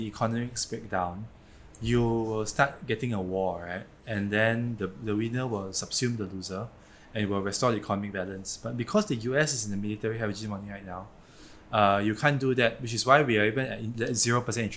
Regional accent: Malaysia

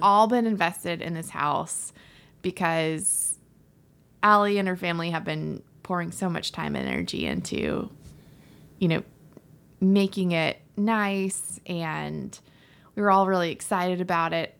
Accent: Florida, United States; I'm from Florida

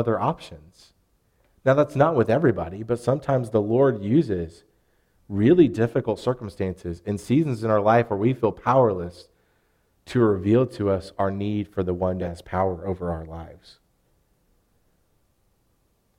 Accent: Arkansas, United States; what's the plural word for you for us Arkansans? Y'all

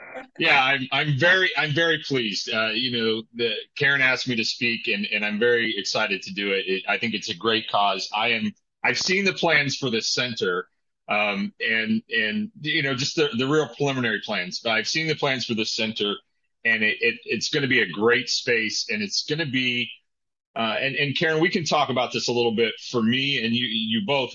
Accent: Indiana, United States; moved away; I grew up in Indiana, so there was plenty of hay there

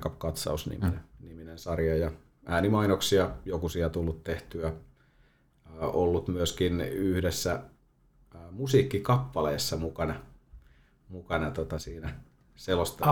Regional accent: Toijala, Pirkanmaa, Finland; moved away as an adult; now in Valkeakoski, Finland; Mä oon Toijalasta. Toijalasta kotosi, että sieltä 12-vuotiaana siirtynyt sitten Valkeakoskelle jalkapallon pariin

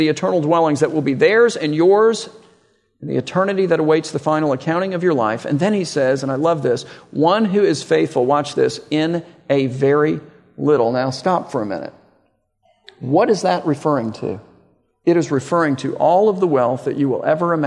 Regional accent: Miami, Florida, United States; I grew up in Miami, so probably 20 miles north of the Redlands.

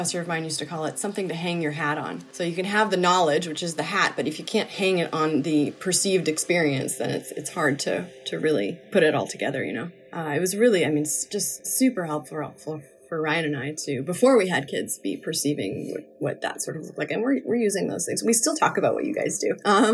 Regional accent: Newfoundland and Labrador, Canada; also born or lived in Nova Scotia / Brooklyn, New York; now in New York, United States; in Nova Scotia and in Newfoundland, where I spent a few more of my growing up years than Nova Scotia. A little bit more in Newfoundland than Nova Scotia.

